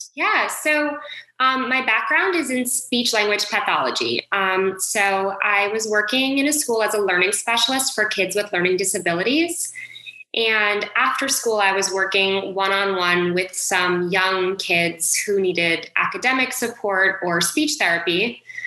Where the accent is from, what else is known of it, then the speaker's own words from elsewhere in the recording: Westport, Connecticut, United States; I grew up in Westport, Connecticut. So it is about an hour north of New York City